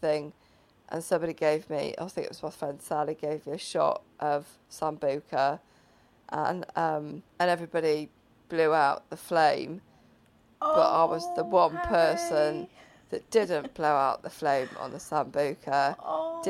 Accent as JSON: {"language": "English", "region": "Wales", "country": "United Kingdom", "said": "I was from Wales"}